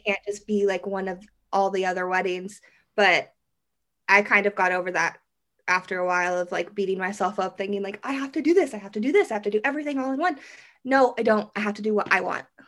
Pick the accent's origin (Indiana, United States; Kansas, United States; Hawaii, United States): Kansas, United States; Derby; I'm from Derby, Kansas, which is just like a little suburb outside of Wichita